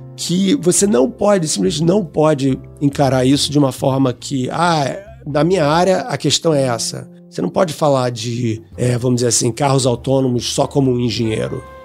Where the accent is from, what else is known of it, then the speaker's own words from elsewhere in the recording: Rio de Janeiro, Brazil; eu sou do Rio de Janeiro, né? E fiz minha educação toda lá